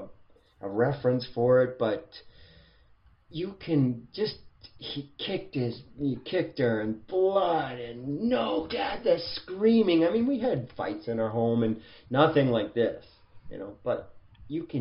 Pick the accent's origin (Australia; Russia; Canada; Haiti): Canada; Edmonton, Alberta; I grew up in Edmonton